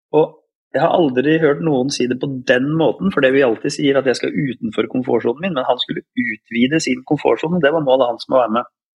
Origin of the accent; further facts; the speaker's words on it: Råde, Viken, Norway; also born or lived in Bodø, Norway; jeg har vokst opp i Råde i Østfold, selv om jeg ble født i Bodø.